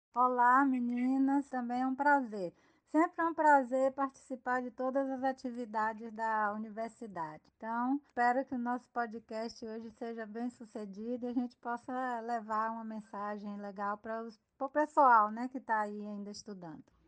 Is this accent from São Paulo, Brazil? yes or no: no; Salvador, Bahia, Brazil; moved away as an adult; also born or lived in Paraná; now in Feira de Santana, Brazil; eu fiquei 18 anos depois de casada fora da Bahia e eu sou de Salvador